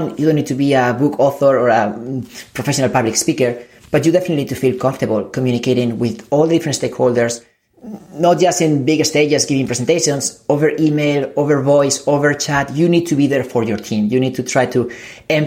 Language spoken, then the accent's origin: English; Spain; English is a second language; moved away; I come from Spain. I'm an immigrant.